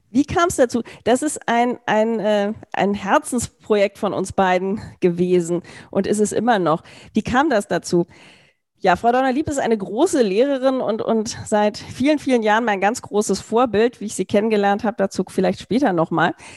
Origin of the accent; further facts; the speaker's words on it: Berlin, Germany; Ich komme aus Berlin